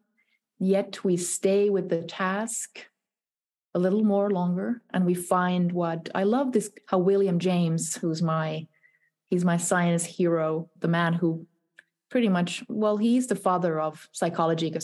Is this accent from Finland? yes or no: yes; Finland; also born or lived in Helsinki; Helsinki. So it's the capital of Finland, my native country.